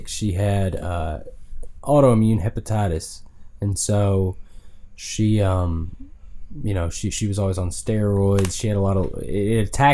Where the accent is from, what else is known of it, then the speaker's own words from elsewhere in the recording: Benton, Arkansas, United States; also born or lived in Salem, Arkansas / Batesville, Arkansas; I was raised in Avila, in Salem, in Benton, and then except for 1 year when we moved to Batesville